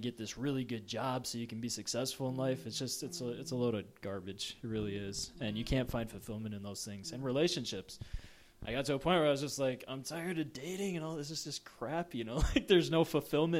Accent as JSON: {"language": "English", "region": "Minnesota", "country": "United States", "tie": "born or raised there", "also_born_or_lived": "Oklahoma", "said": "I was born in Minnesota. My parents moved to Oklahoma. They were there for 5 years and then moved back"}